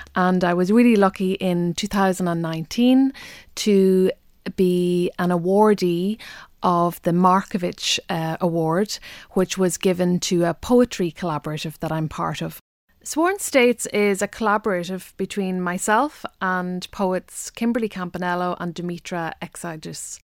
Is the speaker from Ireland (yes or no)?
yes; Ireland; I'm an Irish language poet who's an Irish speaker.